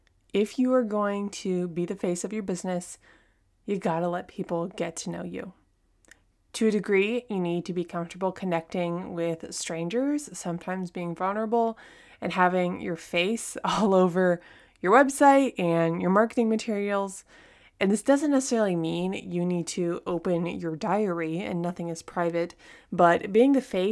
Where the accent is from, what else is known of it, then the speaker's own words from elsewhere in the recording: California, United States; also born or lived in France / Texas; now in Japan; I'm from Southern California. I've lived in France, Texas. I now live in Japan.